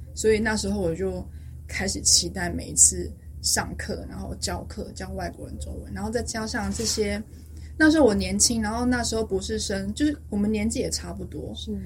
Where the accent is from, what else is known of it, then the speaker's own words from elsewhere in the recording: Taipei, Taiwan; first language Chinese; moved away as an adult; also born or lived in United States / United Kingdom; now in Stockholm, Sweden; 我台北人，小时候就在台北长大